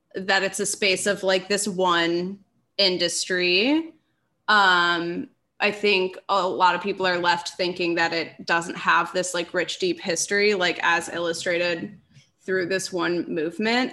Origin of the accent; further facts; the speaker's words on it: Minneapolis, Minnesota, United States; now in Los Angeles, United States; I'm from Minneapolis